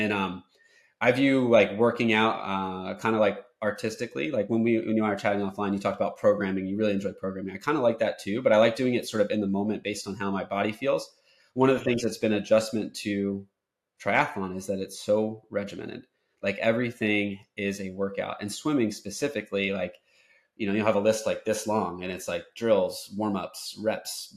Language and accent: English; Ocean City, New Jersey, United States; now in Florida, United States; So growing up in Ocean City, New Jersey, where I did, I was in the ocean like since I was born all summer long